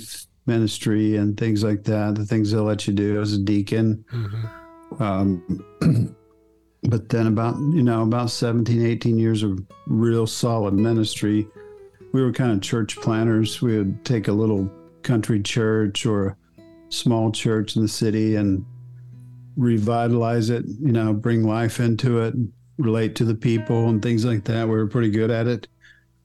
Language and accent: English; Oklahoma, United States; I was raised in Oklahoma